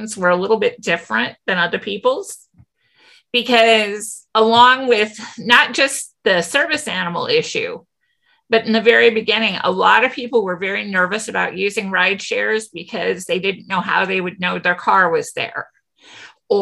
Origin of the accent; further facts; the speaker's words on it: St. Louis, Missouri, United States; we're from St. Louis, but a lot of us are from suburbs